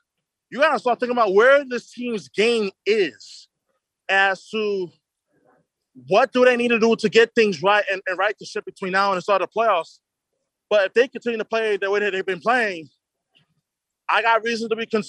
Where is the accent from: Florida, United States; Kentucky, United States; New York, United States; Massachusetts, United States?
New York, United States; In my hometown of New York